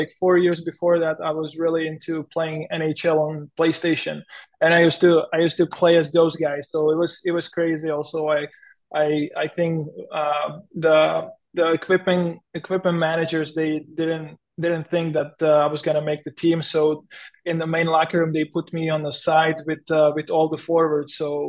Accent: Chomutov, Ústí nad Labem Region, Czechia; English is a second language; now in Chicago, United States; I came from Chomutov, which is a really small industrial city. You know, you know, like the streets are almost always empty, and you come into Chicago where the traffic is crazy

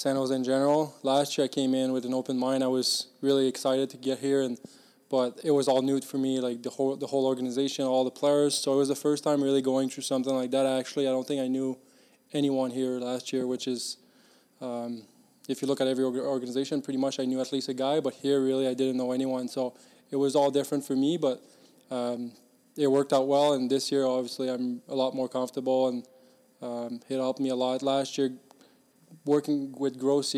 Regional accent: Victoriaville, Quebec, Canada; moved away; I grew up in Victoriaville where there's a Q team

